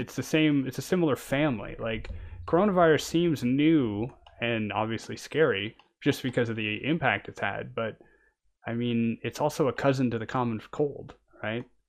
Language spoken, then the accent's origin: English; Canada; now in France; I'm a Canadian and I'm living in France